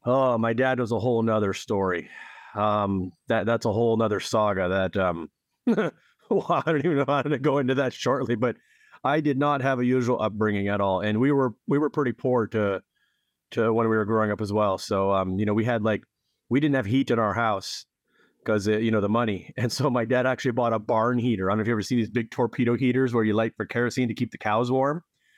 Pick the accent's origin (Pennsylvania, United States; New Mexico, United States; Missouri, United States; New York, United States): Pennsylvania, United States; Edinburgh; moved away; also born or lived in Erie; Well, I grew up in Northwest Pennsylvania, as we discussed, actually a town called Edinburgh, which is a small town and sister city of Edinburgh, Scotland, and also Erie, which is a nearby city. But I left Pennsylvania in 1994.